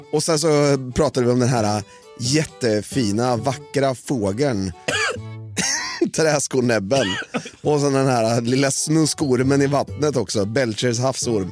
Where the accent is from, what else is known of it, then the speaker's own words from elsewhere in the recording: Norrköping, Östergötland, Sweden; jag satt hemma i Norrköping